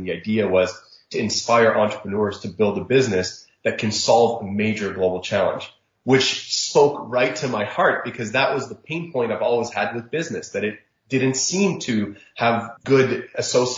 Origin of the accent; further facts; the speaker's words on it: Jeddah, Makkah Province, Saudi Arabia; moved away; also born or lived in Egypt (parents); I grew up in Saudi Arabia